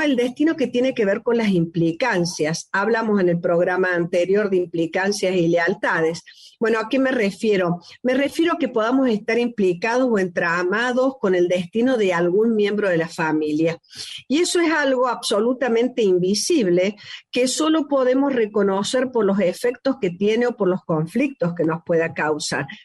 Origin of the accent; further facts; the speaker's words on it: Córdoba, Argentina; el país que hemos nacido, yo misma, que soy cordobesa, es un destino ser cordobés